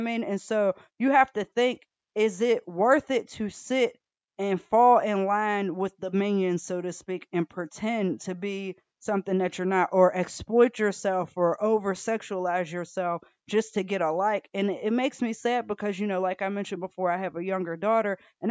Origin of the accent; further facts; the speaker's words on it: Atlanta, Georgia, United States; I grew up in Atlanta